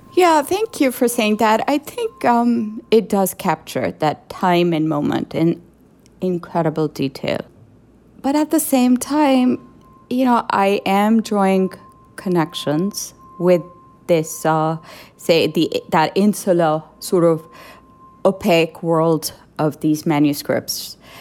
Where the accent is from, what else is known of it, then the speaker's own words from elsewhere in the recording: Pakistan; moved away; as a visual artist growing up in Pakistan